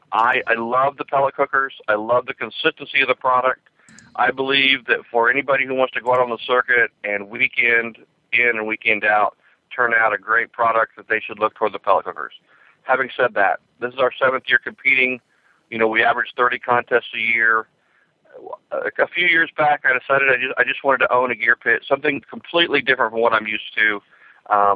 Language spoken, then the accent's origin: English; Kansas City, Missouri, United States; my hometown, Kansas City